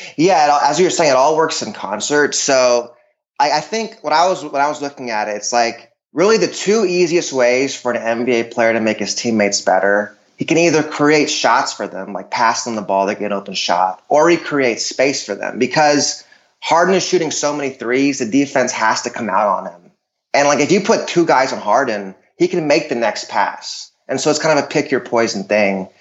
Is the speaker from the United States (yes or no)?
yes; Dallas, Texas, United States; I'm from Dallas